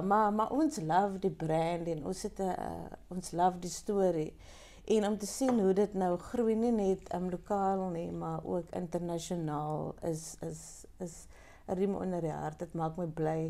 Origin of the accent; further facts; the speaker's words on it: Pniel, Western Cape, South Africa; ik is um, ehm, geboren in Peniel. Wow. ik is een um een Penieler.